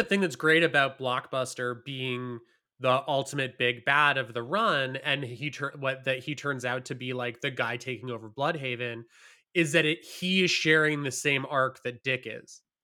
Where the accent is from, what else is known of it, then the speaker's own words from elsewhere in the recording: Hamilton, Ontario, Canada; moved away; I grew up in Hamilton, which is a city about an hour away from Toronto